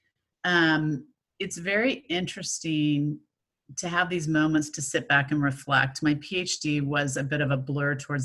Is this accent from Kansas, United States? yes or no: yes; Kansas City, Kansas, United States; accent: American; moved away as an adult; also born or lived in Missouri / Dallas, Texas / Denver, Colorado; now in Australia; I grew up in Kansas City